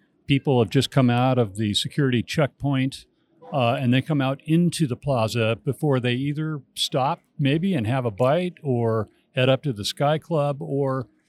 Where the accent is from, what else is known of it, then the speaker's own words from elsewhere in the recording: Astoria, Oregon, United States; So, yeah, I was born and raised in Oregon. I actually was born in Astoria, Oregon, which is at the mouth of the Columbia River, and lived there all of my life.